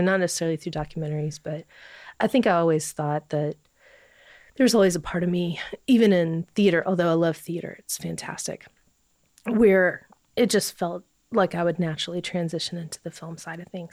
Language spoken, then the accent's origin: English; Bowling Green, Kentucky, United States; moved away; I'm from Warren County. So I, uh, I grew up in the country